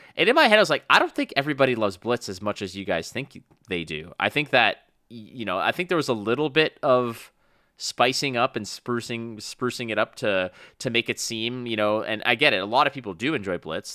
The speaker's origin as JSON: {"language": "English", "town": "Montreal", "region": "Quebec", "country": "Canada", "tie": "born or raised there", "moved": "yes", "lives_now": "Toronto, Canada", "said": "my friends that I grew up with back in my hometown of Montreal"}